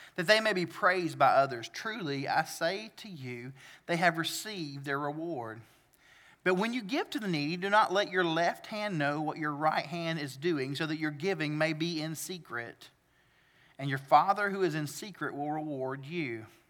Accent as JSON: {"language": "English", "area": "the South", "region": "Southern United States", "country": "United States", "accent": "southern", "said": "I like southern things, like my accent"}